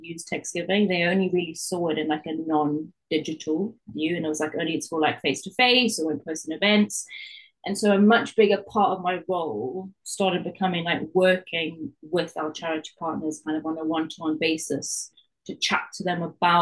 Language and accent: English; South Africa; accent: Geordie-South-African; now in Newcastle, United Kingdom; I grew up in South Africa